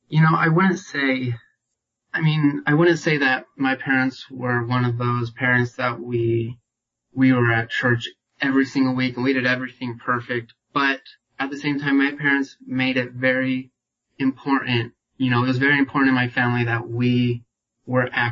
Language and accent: English; Utah, United States; born and raised in Utah